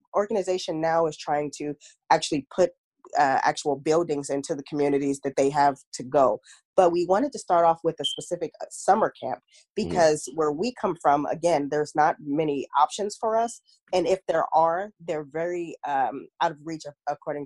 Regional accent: Long Beach, California, United States; I'm from Long Beach, California, born and raised Cali girl all day, every day

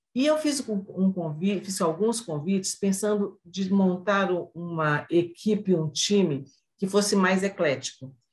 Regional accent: northern Minas Gerais, Brazil; moved away as an adult; also born or lived in Belo Horizonte; now in northern Paraná, Brazil; eu sou mineira, né? Eu nasci no interior de Minas, sou do norte de Minas, mas como todo interiorano vai para a capital e vai estudar

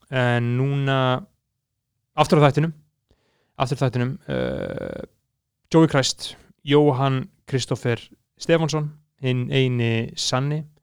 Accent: Iceland

